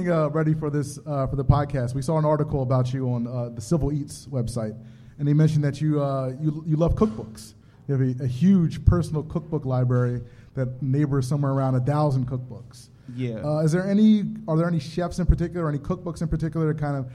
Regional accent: Philadelphia, Pennsylvania, United States; And I'm from Philly

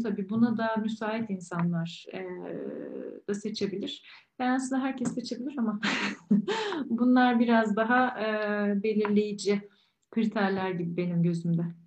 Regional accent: Ankara, Turkey; moved away as an adult; also born or lived in Istanbul / London; bir Ankaralı olarak daha sonra İstanbul'a taşındım ben

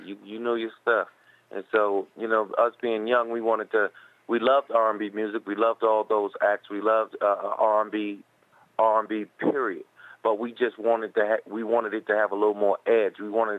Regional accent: New York City, New York, United States; now in California, United States; Oh, well, I'm from New York City, in Manhattan

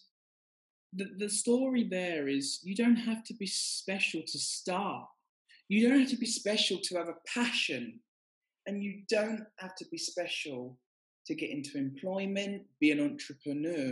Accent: Essex, East of England, United Kingdom; I grew up in Essex

